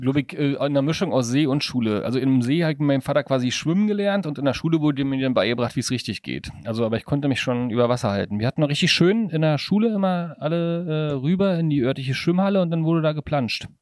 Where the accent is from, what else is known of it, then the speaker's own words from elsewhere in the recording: Brandenburg, Germany; ich komme ja aus Brandenburg